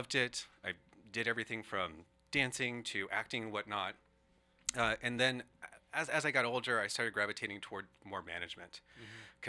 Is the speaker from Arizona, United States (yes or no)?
yes; Southern Arizona, United States; moved away; we had a community theater in Southern Arizona